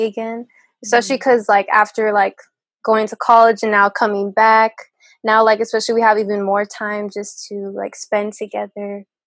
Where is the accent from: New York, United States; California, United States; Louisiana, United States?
California, United States; the Bay Area; I'm from the Bay and all that, and since we live like so close to San Francisco